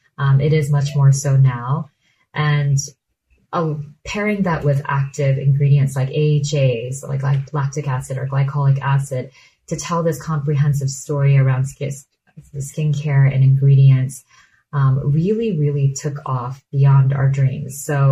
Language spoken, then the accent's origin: English; South Korea; It was laddering up to a skincare philosophy that we grew up with in Korea, where skincare is a joy and it's sensorial and it's entertaining